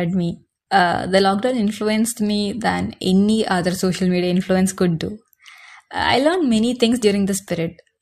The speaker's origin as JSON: {"language": "English", "town": "Kochi", "region": "Kerala", "country": "India", "said": "I am from India, Kerala, Kochi, God's own country, Devathinte Swantham Nadu"}